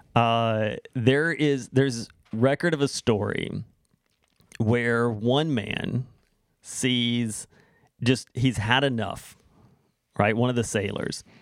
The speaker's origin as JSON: {"language": "English", "country": "United States", "tie": "born or raised there", "moved": "yes", "lives_now": "Canada", "said": "growing up there"}